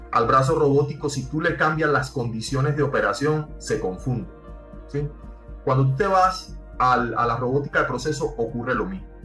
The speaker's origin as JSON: {"language": "Spanish", "country": "Cuba", "tie": "born or raised there", "said": "yo fui nacido y criado en Cuba y eh, hice una carrera en ingeniería industrial"}